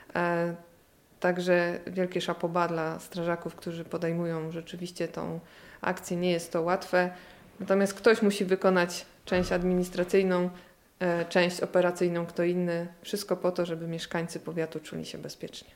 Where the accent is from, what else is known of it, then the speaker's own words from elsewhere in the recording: Gniezno, Greater Poland, Poland; moved away as an adult; tu w Gnieźnie się urodziłam i wychowałam